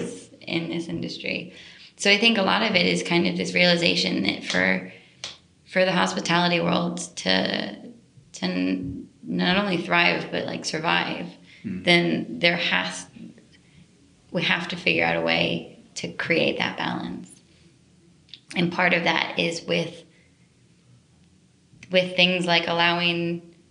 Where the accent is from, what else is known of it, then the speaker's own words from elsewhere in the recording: United States; moved away as an adult; now in London, United Kingdom; I'm from the States